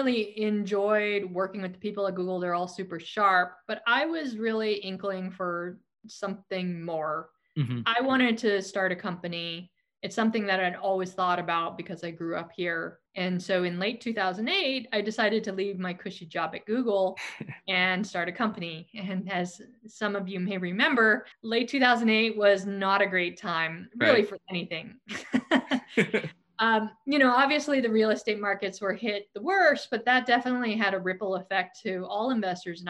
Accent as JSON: {"language": "English", "area": "Silicon Valley", "region": "California", "country": "United States", "tie": "born or raised there", "said": "So I am from Silicon Valley. There are not many of us. Born here, I was raised here, and I grew up during the dot-com boom."}